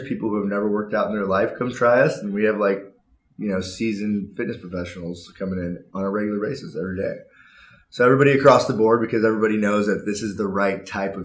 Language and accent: English; Newport Beach, California, United States; I grew up in Newport Beach